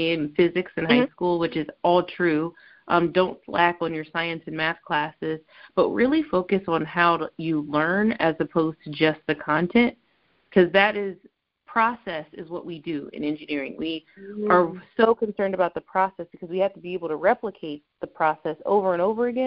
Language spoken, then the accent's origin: English; Ohio, United States; I grew up in Ohio, but not from Cincinnati.